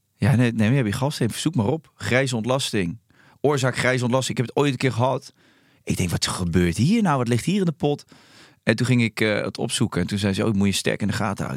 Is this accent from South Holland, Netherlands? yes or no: yes; Rotterdam, South Holland, Netherlands; ik kom uit Charloes.